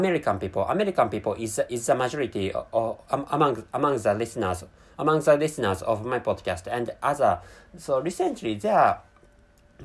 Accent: Japan; first language Japanese; English is a second language; I'm a Japanese person, and my mother tongue is Japanese language

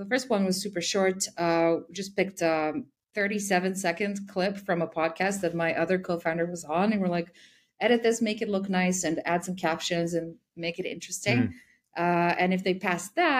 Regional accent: Serbia; I'm actually from Serbia

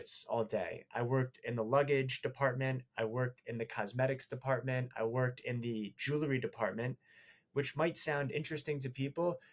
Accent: New York City, New York, United States; Born in New York

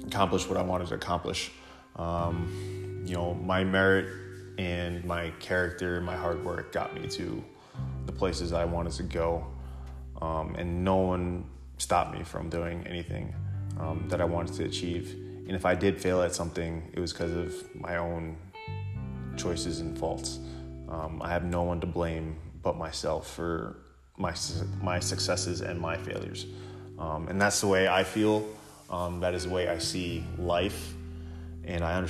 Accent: Sable, New York, United States; also born or lived in Central Islip, New York; I first moved to Sable, New York, when I was in second grade.

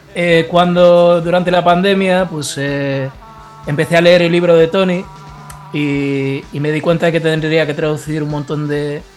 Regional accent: Ponteareas, Galicia, Spain; soy de Ponte Arias, eh, es un pueblo de la provincia de Pontevedra, no sé si os suena. Es una de las cuatro provincias de, Galicia.

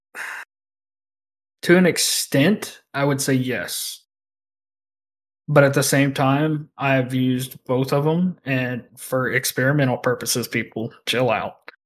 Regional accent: the South, United States; I'm from the South

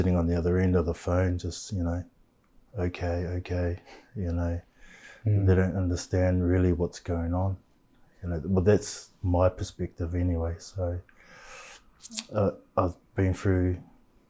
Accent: Christchurch, Canterbury, New Zealand; I grew up in Shirley.

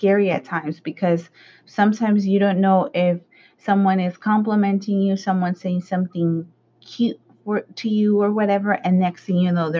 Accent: Los Angeles, California, United States; the side of town where I grew up in South Central, you know, like the Hispanic community

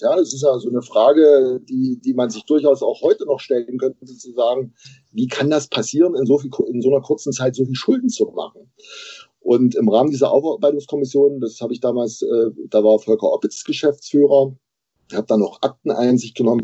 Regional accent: Bautzen, Saxony, Germany; moved away as an adult; also born or lived in Jena; now in Erfurt, Germany; Jahrgang 1968, geboren in Bautzen. Mittlerweile hat es mich äh, erst durchs Studium in Jena und dann beruflich nach Erfurt verschlagen.

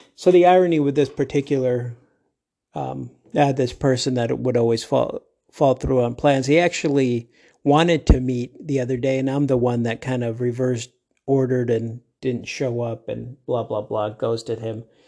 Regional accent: Midwest, United States; now in Arizona, United States; I grew up in the Middle West where folks, at least then, if they said they were gonna do something, they pretty much did it

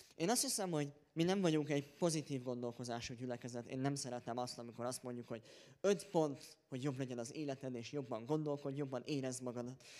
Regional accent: Hungary; én magyarként

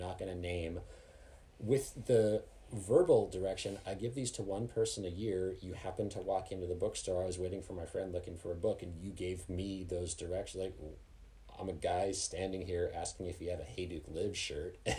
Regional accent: Canada; now in Colorado, United States; I grew up in Canada and here I am working in Colorado

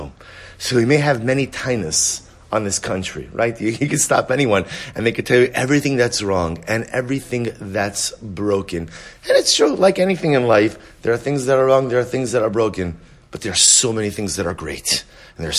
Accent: United States; as an American

